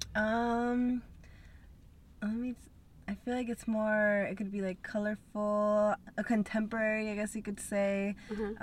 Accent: Salt Lake City, Utah, United States; moved away as an adult; also born or lived in Peru; now in Los Angeles, United States; I was raised in Salt Lake

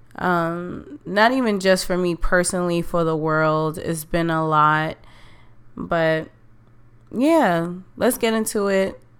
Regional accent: New York, United States; I love to vacation in my hometown. New York is a beautiful place

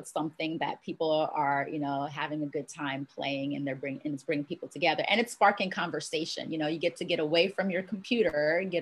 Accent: Washington, District of Columbia, United States; moved away as an adult; also born or lived in Jamaica; now in Los Angeles, United States; I'm originally from Jamaica. That's where my family's from. That's where I was born. But I was raised in Washington, D.C.

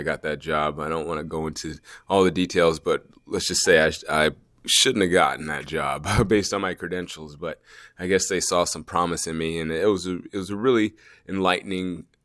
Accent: Anchorage, Alaska, United States; also born or lived in Georgia; Well, I'm from Anchorage, Alaska, uh, uh unofficially.

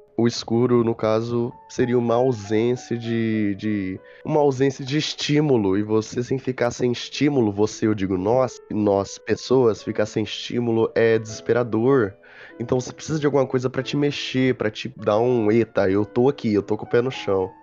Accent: interior of São Paulo, Brazil; Sou do interior de São Paulo, sou caipirão mesmo

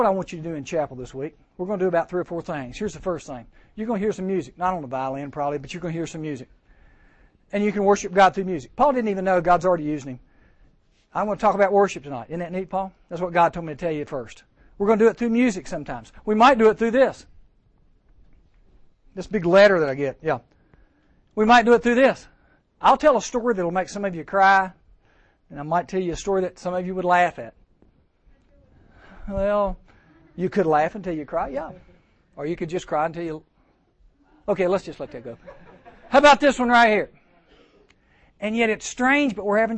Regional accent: Giles County, Virginia, United States; I grew up in Giles County, and I used to go up to Virginia Tech and play tennis there. We're about 20 miles from Tech, so that's my backyard where I grew up

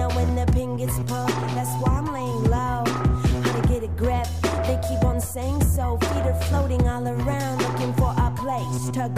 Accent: San Francisco, California, United States; I'm from San Francisco.

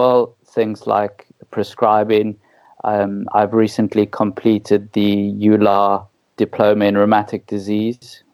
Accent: South Africa; accent: South African; moved away as an adult; also born or lived in Middle East; now in United Kingdom; your listeners can tell by my wonderful accent that I'm South African

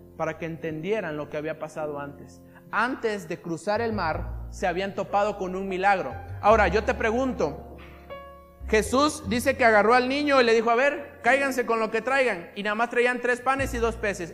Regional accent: Isla, Veracruz, Mexico; de donde somos nosotros, de Isla

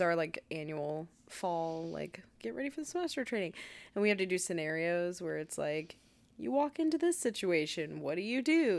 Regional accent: United States; we're American

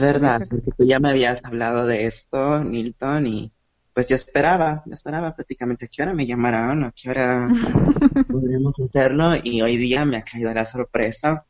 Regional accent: Lima, Peru; por primera vez del Perú. Yo nunca había estado fuera

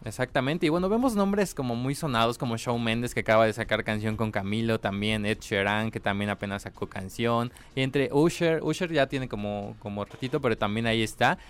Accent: Mexico; soy mexicano

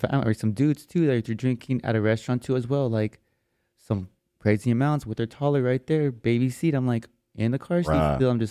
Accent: El Paso, Texas, United States; moved away as an adult; now in Austin, United States; I'm from El Paso. Border city.

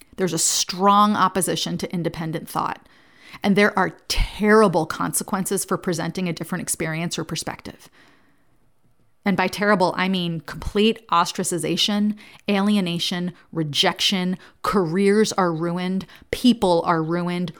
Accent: New Jersey, United States; I grew up in New Jersey, and the youngest of four kids

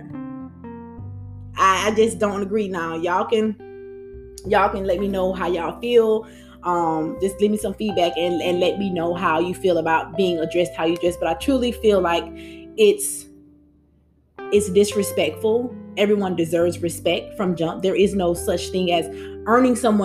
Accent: United States; We're African Americans.

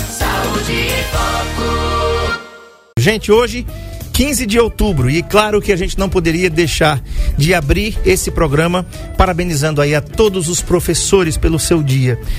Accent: Northeast Region, Brazil; accent: nordestino; como diz aqui os nossos o nosso sotaque nordestino, né?

